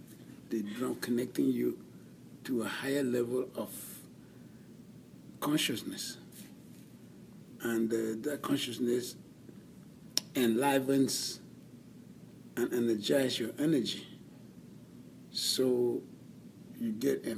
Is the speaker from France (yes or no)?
no; Cameroon; I am from Cameroon, which is Central or West Africa